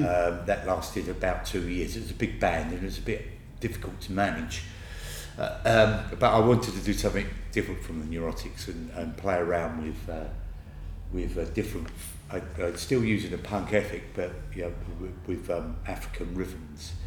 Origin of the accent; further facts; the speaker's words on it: Harlow, East of England, United Kingdom; My hometown is Harlow, and the best place to be there is in my house